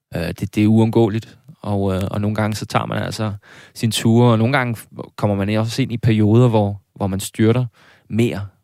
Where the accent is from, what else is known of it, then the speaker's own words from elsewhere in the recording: South Zealand, Denmark; jeg var nede fra Sydsjælland